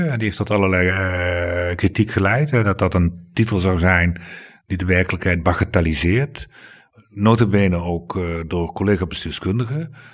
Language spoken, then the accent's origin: Dutch; Limburg, Netherlands; ik ben geen Brabander. Nee, ik ben Limburg. Limburger. Dat is echt iets heel anders.